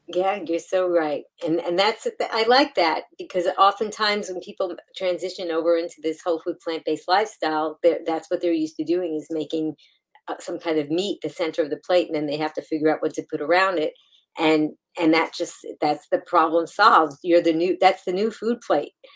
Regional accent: New York City, New York, United States; that's my hometown

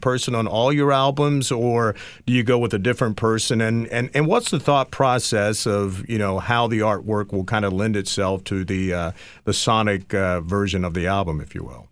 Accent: East Coast, United States; also born or lived in Los Angeles; I'm from the East Coast

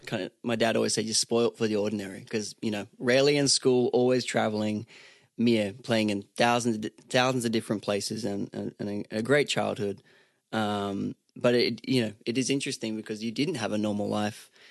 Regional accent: Sunshine Coast, Queensland, Australia; now in Nashville, United States; I'm from Australia originally, um, grew up on the Sunshine Coast in Australia.

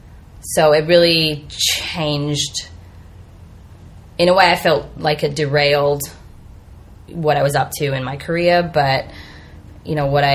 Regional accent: Australia; moved away as an adult; also born or lived in Bay Area, United States; now in United States; I am Australian, and I moved to the U.S. about 5 years ago

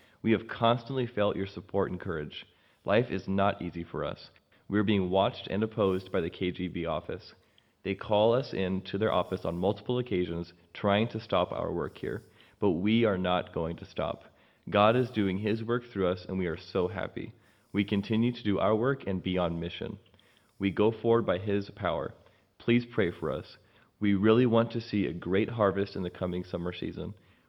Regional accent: Tokmok, Chuy Region, Kyrgyzstan; Greetings. … I am from Tokmok, Kyrgyzstan. I am the pastor of All Nations Church.

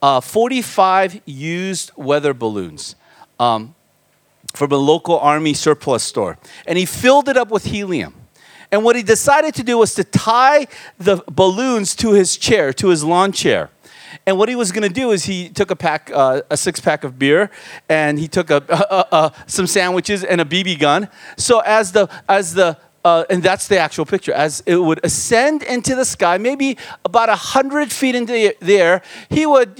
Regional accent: United States; born or raised there; also born or lived in Korea

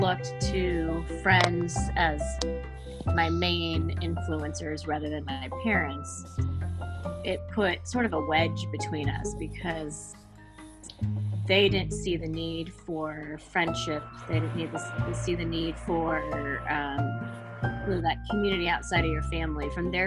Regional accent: Indianapolis, Indiana, United States; also born or lived in Chicago; I grew up in Indianapolis. I was in Indianapolis from the time I was born until I left after college

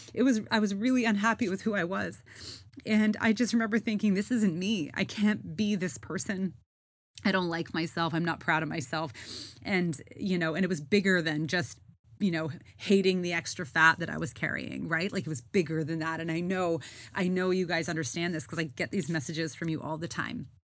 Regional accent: Canada; moved away; I am Canadian and I was in Canada for the summer.

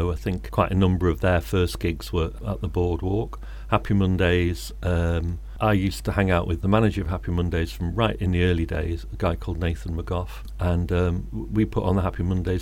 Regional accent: Birmingham, West Midlands, United Kingdom; moved away as an adult; now in Manchester, United Kingdom; I grew up in Birmingham and I came here in 1980 to be a student

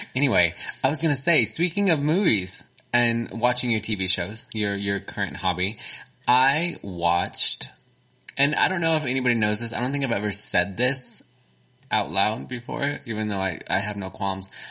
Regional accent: Texas, United States; accent: Texan; Mine is very Texan.

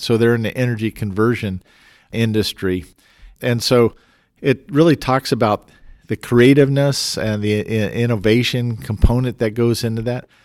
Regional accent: Fort Collins, Colorado, United States; Growing up in Fort Collins, and that's my hometown, when I was fourteen, I was mayor for the day

